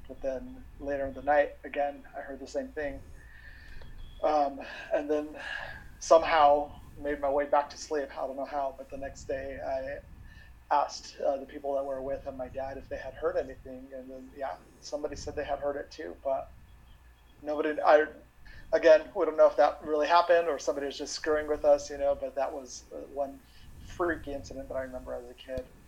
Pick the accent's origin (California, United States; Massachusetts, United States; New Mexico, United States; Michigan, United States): New Mexico, United States; growing up in New Mexico in the Southwest.